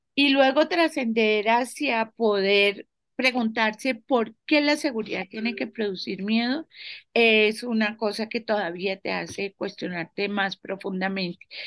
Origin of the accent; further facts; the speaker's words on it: Colombia; muchas mujeres colombianas